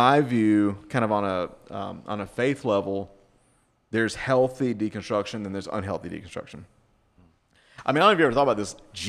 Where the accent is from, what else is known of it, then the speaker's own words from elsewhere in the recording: the South, United States; moved away; You know, I was raised in the South. I mean, you know, Jesus is a Republican kind, you know.